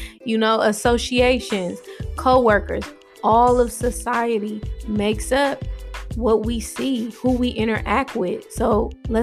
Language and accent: English; Oakland, California, United States; I'm born and raised in Oakland, California.